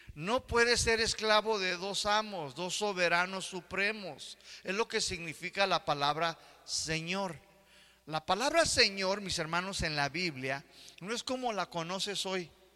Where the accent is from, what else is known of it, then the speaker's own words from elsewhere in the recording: United States; now in Mexico; Yo que crecí en Estados Unidos